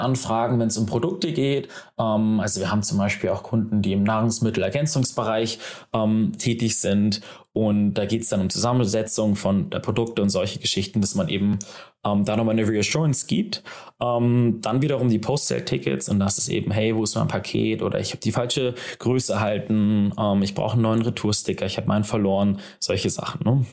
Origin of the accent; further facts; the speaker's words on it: Hamburg, Germany; gebürtiger Hamburger